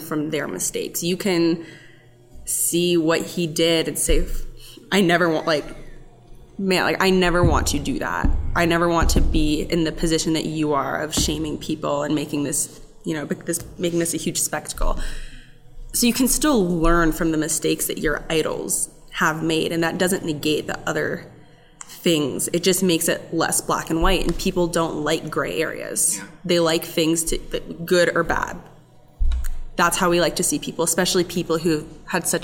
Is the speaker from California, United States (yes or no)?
yes; Oakland, California, United States; I'm from Oakland. Grew up a diehard Warriors fan.